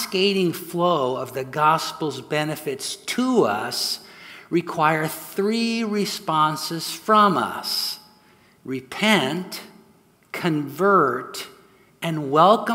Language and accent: English; Southern California, United States; moved away as an adult; also born or lived in San Francisco Bay Area; My wife, Sue, and I grew up here in Southern California, but spent the last 40 years up north pastoring in the San Francisco Bay Area